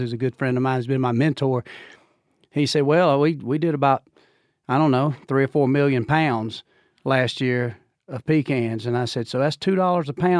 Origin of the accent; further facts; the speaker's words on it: Georgia, United States; I'm from Georgia